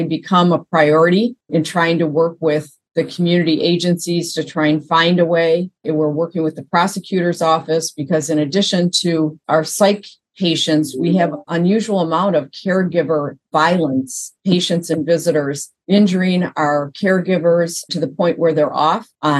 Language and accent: English; Michigan, United States; I am a Michigan resident, born and bred in Michigan